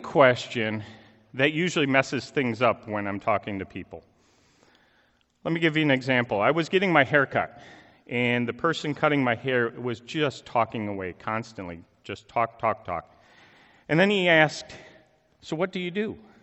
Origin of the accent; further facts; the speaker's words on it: Chicago, Illinois, United States; moved away; I'm originally from the Chicago area